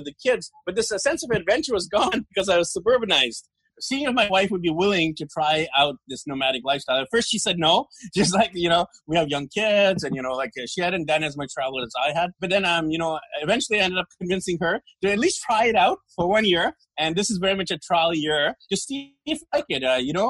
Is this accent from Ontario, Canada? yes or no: no; Vancouver, British Columbia, Canada; moved away as an adult; I'm from Vancouver, BC, Canada, in Indian ethnicity, but born and raised there. I grew up there, graduated from high school there, university there